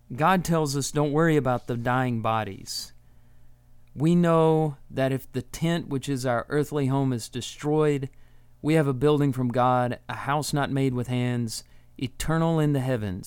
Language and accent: English; Texas, United States; moved away as an adult; also born or lived in Tennessee; now in Alabama, United States; I grew up in Texas, and I went to college in Tennessee, and I live in Alabama now